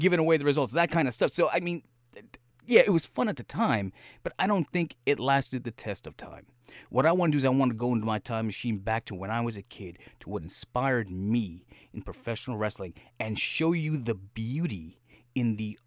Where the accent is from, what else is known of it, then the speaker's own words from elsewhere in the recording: New York, United States; I grew up in New York